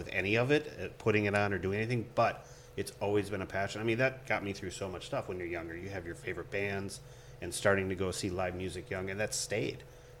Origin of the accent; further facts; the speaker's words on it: Minnesota, United States; growing up in Minnesota